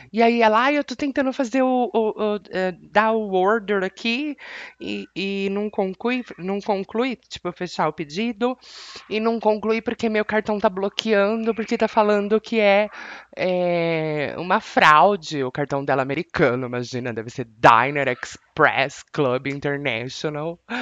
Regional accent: Brazil; Je suis brésilienne, sou brasileira e eu não tô no United States

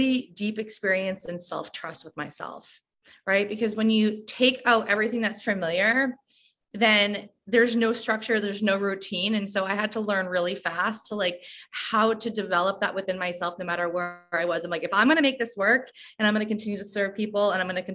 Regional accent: San Diego, California, United States; moved away as an adult; now in Sayulita, Mexico; I am originally from San Diego

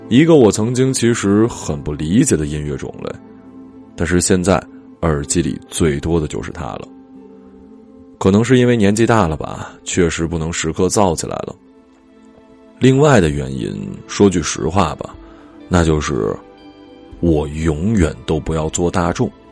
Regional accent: Changbai Mountain, Jilin, China; 在我的老家长白山

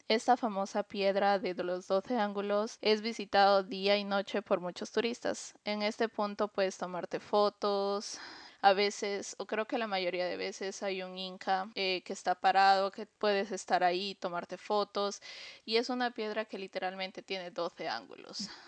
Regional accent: Peru; moved away; aquí dice, sí, dice Perú

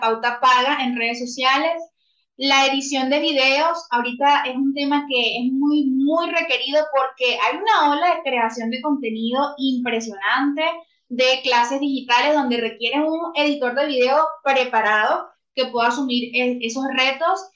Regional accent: Venezuela; now in Bogotá, Colombia; En este momento resido en Bogotá, Colombia, pues soy venezolana

